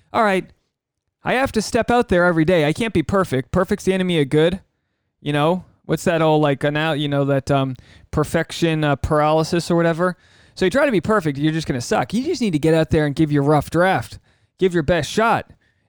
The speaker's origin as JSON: {"language": "English", "region": "Rhode Island", "country": "United States", "lives_now": "Los Angeles, United States", "said": "I do a solo one, which dives you deep into the mind of … I am a bloke from Rhode Island, living in Los Angeles, and things are working out."}